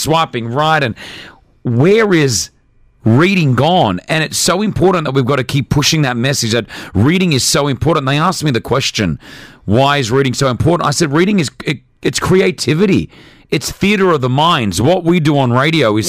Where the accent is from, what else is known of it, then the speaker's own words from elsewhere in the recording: Australia; also born or lived in Lebanon; now in United Arab Emirates; I'm an Australian Lebanese man living in the UAE